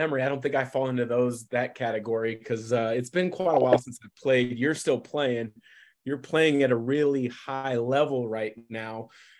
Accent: Vancouver, Washington, United States; also born or lived in Portland, Oregon; I didn't grow up in Portland. I was born in Portland, grew up in Vancouver, which I moved to when I was in second grade.

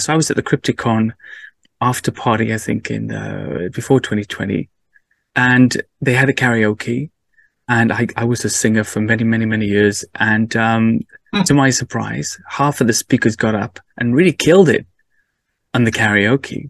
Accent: Cardiff, Wales, United Kingdom; I grew up in Wales, uh, in mm. Cardiff

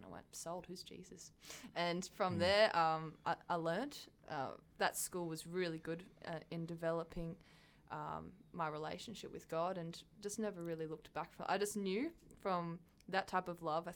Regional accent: Gosford, New South Wales, Australia; I'm a central coast of New South Wales. Oh, yeah. So, Gosford. Grown up there my entire life.

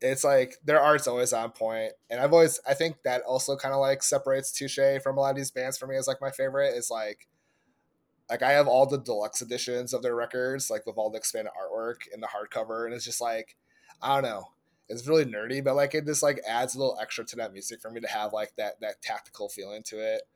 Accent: Indiana, United States; my home state of Indianapolis

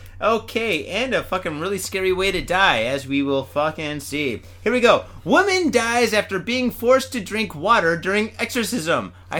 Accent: India; now in Japan; I am from India. I am not from Iraq or Iran. Leave me alone.

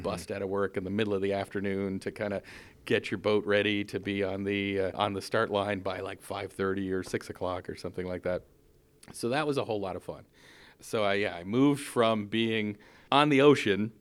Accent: Newfoundland and Labrador, Canada; moved away as an adult; also born or lived in Ottawa, Canada; now in San Francisco Bay Area, United States; I'm born and raised in Canada.

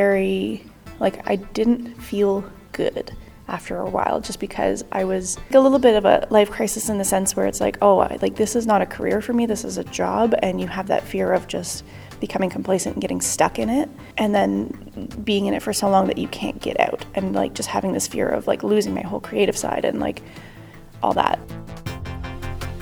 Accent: Toronto, Ontario, Canada; I'm from Toronto, Canada.

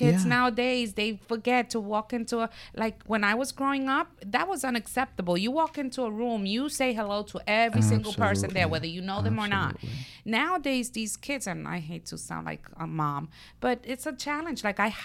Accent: Brooklyn, New York, United States; I'm from Brooklyn, who can't tell by my accent, right?

